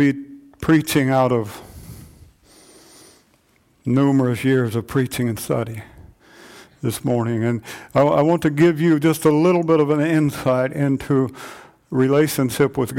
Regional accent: United States; us as American Christians

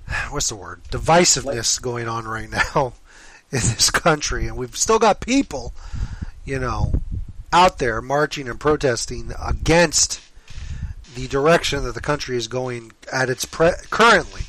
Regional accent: United States; We're from the States, okay? We're from that side of the border.

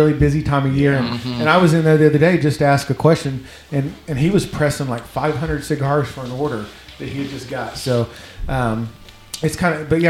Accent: Mounds, Oklahoma, United States; When I was growing up in Mounds, that's where the smoke shop we used to go to get Marlboro Lights

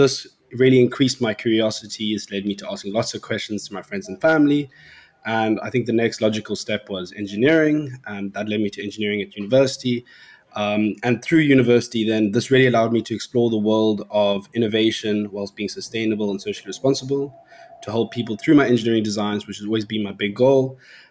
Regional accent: Cape Town, Western Cape, South Africa; I'm from Cape Town, South Africa

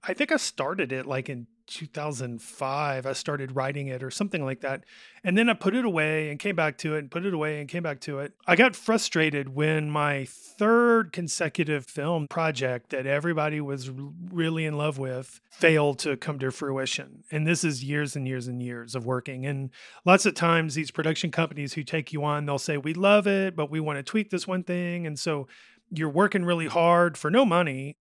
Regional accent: Hoover, Alabama, United States; also born or lived in Jasper, Alabama; I grew up in Rocky Ridge and Hoover

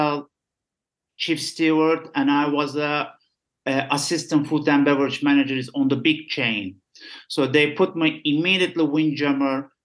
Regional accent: Istanbul, Turkey; English is a second language; I'm from Istanbul

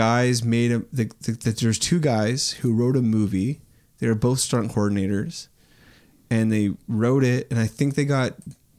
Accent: Canada; I am so Canadian

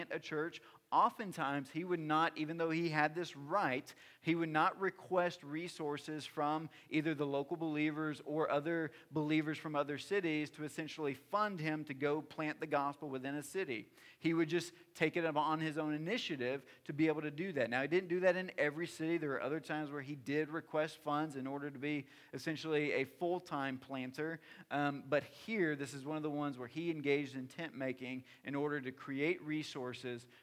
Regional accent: the South, United States; I'm from the South

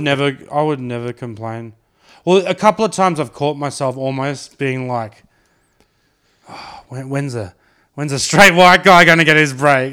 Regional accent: Brisbane, Queensland, Australia; growing up in Sunnybank

